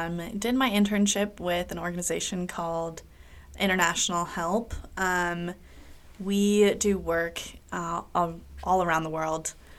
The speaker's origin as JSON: {"language": "English", "town": "Kansas City", "country": "United States", "moved": "yes", "lives_now": "St. Louis, United States", "said": "I am originally from Kansas City."}